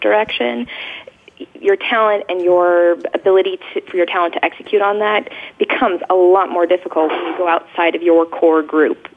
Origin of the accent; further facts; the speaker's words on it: Silicon Valley, California, United States; born and raised in Silicon Valley